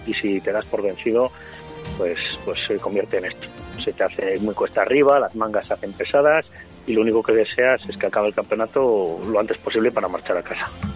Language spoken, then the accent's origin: Spanish; Burgos, Castile and León, Spain; aquí en, en Burgos, en mi tierra